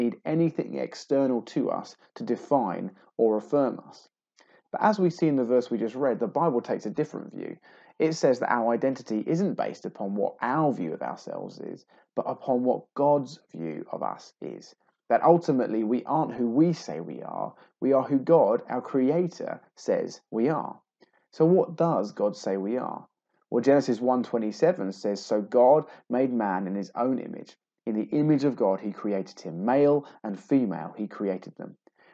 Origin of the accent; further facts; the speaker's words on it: England, United Kingdom; I'm a man, I'm English, I'm 38